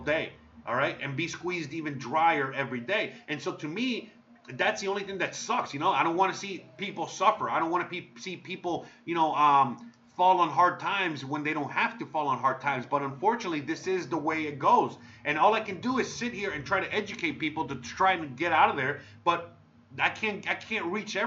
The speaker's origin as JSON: {"language": "English", "country": "United States", "moved": "yes", "lives_now": "Mexico", "said": "I'm American."}